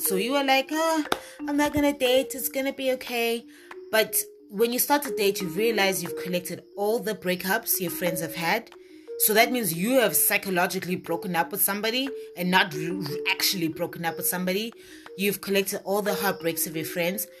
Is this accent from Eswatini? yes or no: yes; Eswatini; moved away as an adult; also born or lived in Norman, Oklahoma, United States / Manzini, Eswatini; when I came back to my home country from Norman, Oklahoma, and I came back to Swaziland, I was living in Manzini, Eswatini